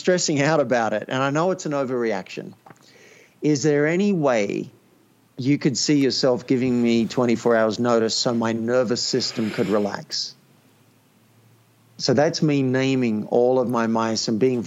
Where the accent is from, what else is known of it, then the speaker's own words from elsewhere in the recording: Australia; I grew up in Australia